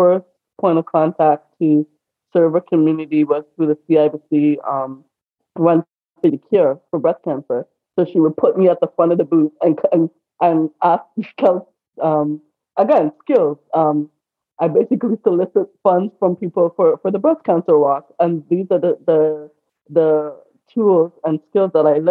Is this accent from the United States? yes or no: no; Toronto, Ontario, Canada; also born or lived in Trinidad and Tobago / Oakville, Ontario; I was in Etobicoke. So I grew up